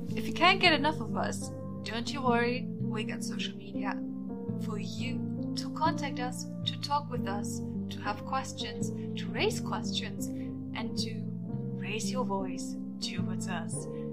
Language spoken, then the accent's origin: English; Germany; now in London, United Kingdom; I come from Germany